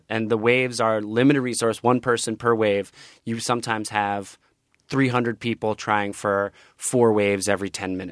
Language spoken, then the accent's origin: English; New Jersey, United States; moved away as an adult; also born or lived in New York City; now in West Coast, United States; I grew up in New Jersey